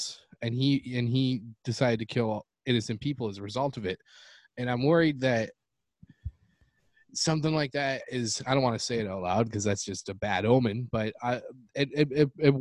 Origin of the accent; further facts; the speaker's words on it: Canada; now in United States; That's my home country